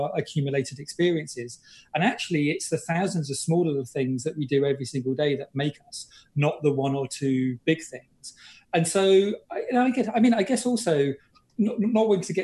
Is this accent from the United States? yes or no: no; British / Englishman, England, United Kingdom; I'm British